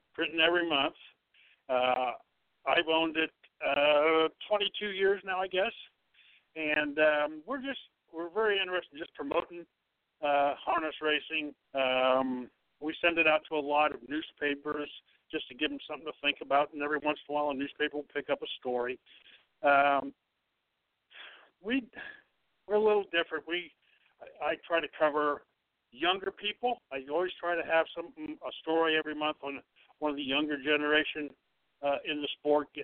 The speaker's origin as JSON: {"language": "English", "region": "Ohio", "country": "United States", "tie": "born or raised there", "said": "I grew up in Ohio"}